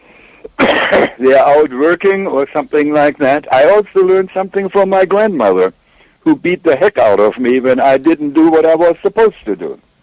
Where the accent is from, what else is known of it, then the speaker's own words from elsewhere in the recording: Germany; accent: German; English is a second language; now in United States; as you may tell from my accent, I'm German, and that's where I grew up